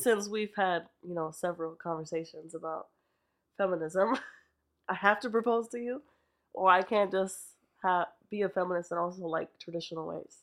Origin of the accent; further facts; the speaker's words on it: Lancaster, Pennsylvania, United States; also born or lived in Bronx, New York; I'm from Lancaster